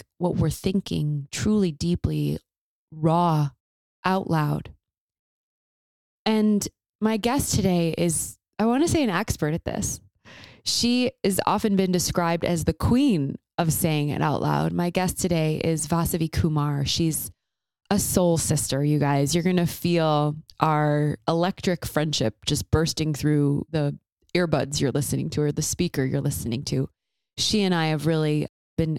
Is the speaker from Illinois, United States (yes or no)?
yes; Chicago, Illinois, United States; also born or lived in Nashville; I grew up in Chicago. My home is there